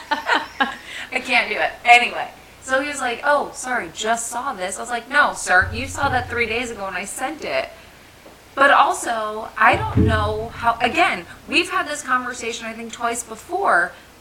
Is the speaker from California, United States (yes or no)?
no; New Jersey, United States; Okay, I'm from Jersey, but I do not sound it unless I get mad.